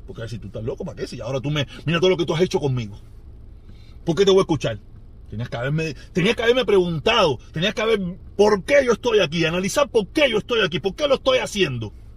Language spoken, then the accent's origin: Spanish; Cuba; Los cubanos